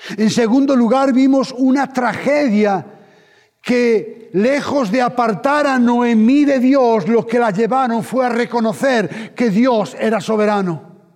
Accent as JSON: {"language": "Spanish", "country": "Spain"}